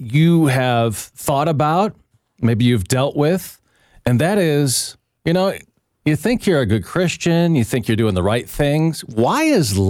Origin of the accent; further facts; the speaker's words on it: Seattle, Washington, United States; I grew up in Seattle, Washington